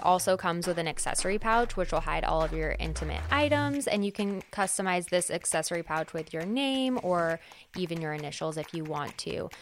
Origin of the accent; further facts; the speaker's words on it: California, United States; moved away; I'm from California, so I live pretty far too.